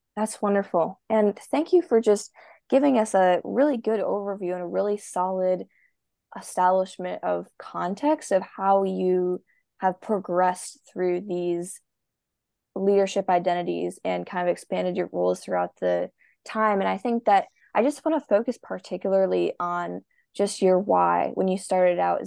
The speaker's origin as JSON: {"language": "English", "region": "Minnesota", "country": "United States", "said": "I am a swimmer from the United States, Minnesota."}